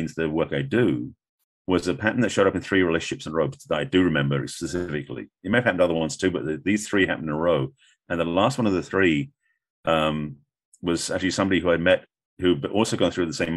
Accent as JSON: {"language": "English", "region": "England", "country": "United Kingdom", "moved": "as an adult", "lives_now": "United States", "said": "being English, I'd only been in America at this point, like maybe 5 years, 6 years. So my accent was even thicker"}